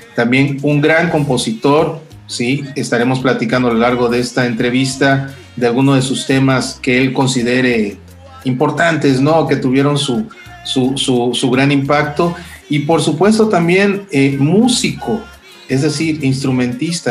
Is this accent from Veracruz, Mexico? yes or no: yes; Lerdo de Tejada, Veracruz, Mexico; yo también de niño viví en Lerdo, en, el, Lerdo y en el Ingenio San Pedro